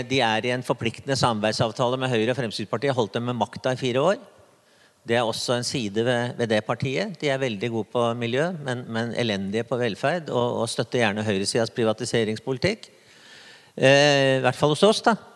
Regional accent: Re, Vestfold, Norway; Jeg kommer som nevnt fra Re kommune i Vestfold, som nå skal slås sammen med Tønsberg.

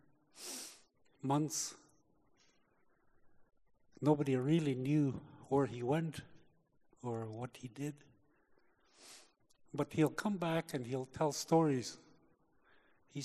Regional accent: Canada; I was born in Canada.

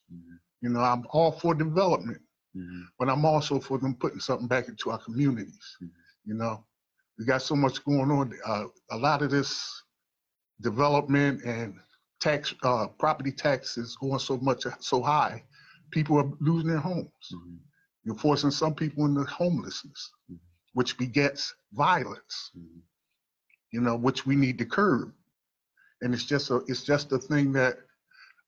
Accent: Philadelphia, Pennsylvania, United States; I was born and raised in North Philadelphia

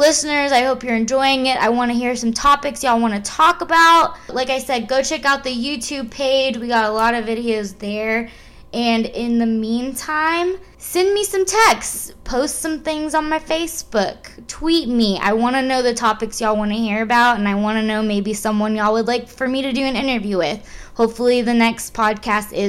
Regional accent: San Antonio, Texas, United States; I'm from San Antonio, Texas

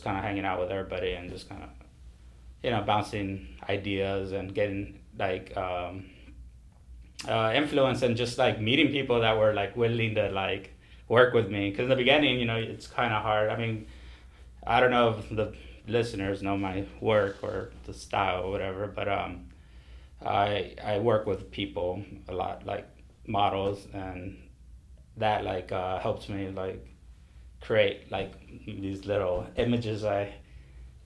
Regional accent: Washington, United States; also born or lived in San Juan, Texas (Rio Grande Valley); now in Rio Grande Valley, Texas, United States; I was born here in the Valley in San Juan, but I was raised in Washington State

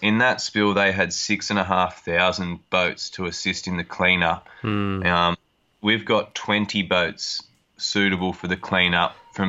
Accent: Nambucca Heads, New South Wales, Australia; now in Streaky Bay, Australia; I grew up on the Coffs Coast at Nambucca Heads, which is at, over 2,000 kilometres in a straight line from the Eyre Peninsula.

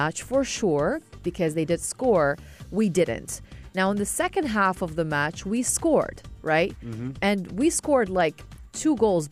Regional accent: Iraq; now in United Arab Emirates; I hail from Iraq

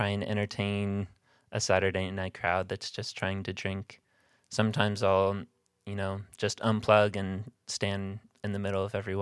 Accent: Louisville, Kentucky, United States; also born or lived in Oberlin, Ohio; I'm from Louisville. Born and raised

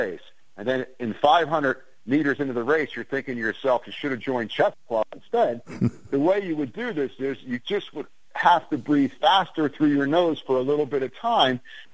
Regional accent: Ventnor City, New Jersey, United States; growing up in Ventnor

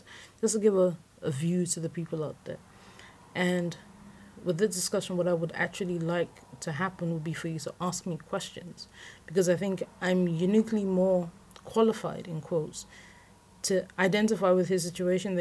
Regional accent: London, United Kingdom; also born or lived in Lagos Island, Nigeria; I certainly have definite memories of another place where I was raised on Lagos Island. But I feel like as an adult, I'm a Londoner

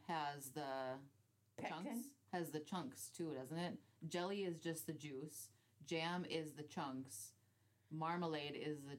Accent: United States; now in United Kingdom; No, because we're American.

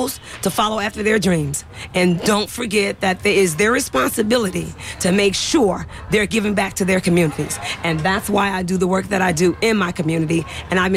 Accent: San Francisco, California, United States; I grew up in the Bayview District in San Francisco.

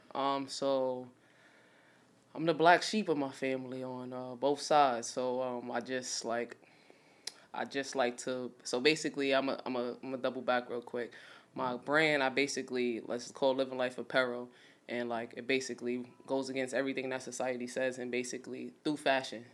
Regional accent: New York City, New York, United States; I'm from Brownsville, Brooklyn

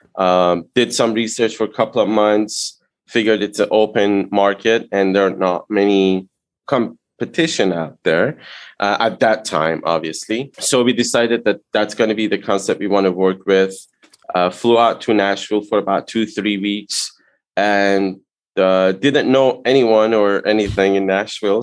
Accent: Iran; English is a second language; moved away as an adult; now in United States; I immigrated to US from Iran in 98.

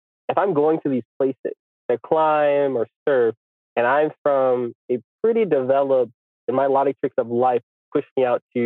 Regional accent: United States; I'm from America

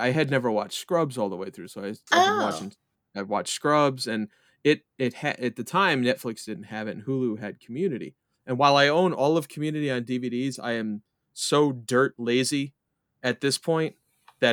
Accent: New York, United States; I'm from New York

